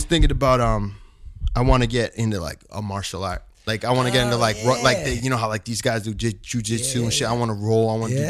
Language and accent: English; Southwest New Hampshire, United States; moved away; I'm from Southwest New Hampshire.